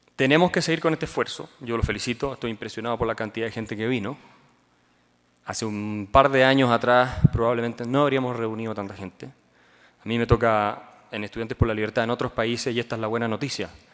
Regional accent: Chile; Chile, mi país.

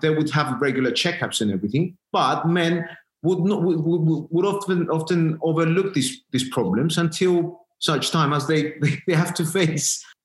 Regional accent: Cyprus; moved away as an adult; now in London, United Kingdom; I'm from Cyprus originally. I, I I've lived my you know my initial my first years in Cyprus. Uh, went to school there, and then I came.

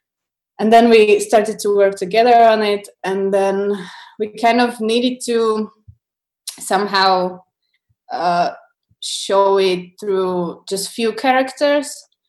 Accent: Slovakia; English is a second language; also born or lived in Czech Republic; because we grew up in here in Slovakia and Czech.

